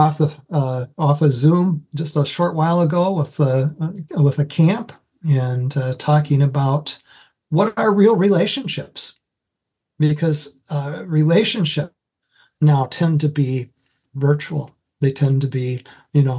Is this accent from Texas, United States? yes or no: no; Iowa, United States; moved away as an adult; also born or lived in Anoka, Minnesota; now in Minnesota, United States; I was first hired coming up from Iowa to Minnesota by a church up in Anoka